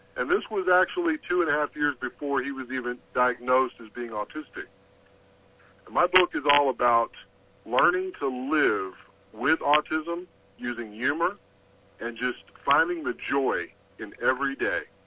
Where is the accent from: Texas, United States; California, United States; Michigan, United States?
Texas, United States; I'm from Texas